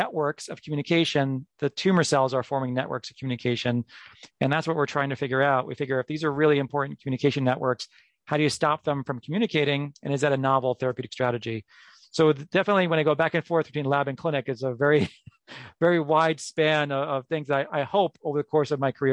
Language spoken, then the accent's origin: English; New York, United States; moved away as an adult; now in Minneapolis, United States; I'm from New York, where I trained at Memorial Sloan Kettering Cancer Center